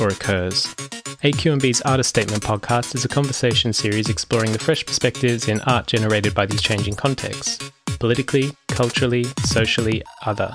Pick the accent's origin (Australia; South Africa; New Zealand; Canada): Australia; Melbourne, Victoria; moved away as an adult; now in London, United Kingdom; my hometown of Melbourne